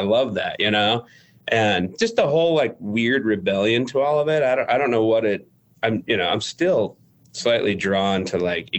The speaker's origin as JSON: {"language": "English", "region": "California", "country": "United States", "said": "my parents are from California. I'm from California."}